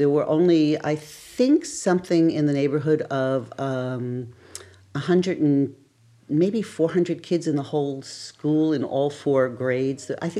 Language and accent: English; New York, United States; I come from New York. I grew up in New York